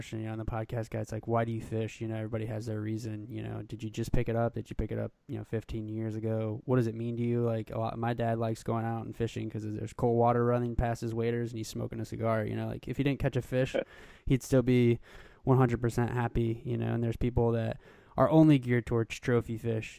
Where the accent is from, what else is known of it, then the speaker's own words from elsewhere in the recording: Colorado, United States; moved away; I'm from Colorado. You know, I fished pretty much in the west primarily most of my life. So my parents actually live in Castle Rock, Colorado.